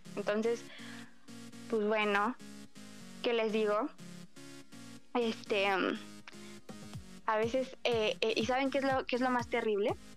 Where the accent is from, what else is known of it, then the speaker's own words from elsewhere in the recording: Mexico; Somos mexicanos, sabemos lo que pasa en nuestro país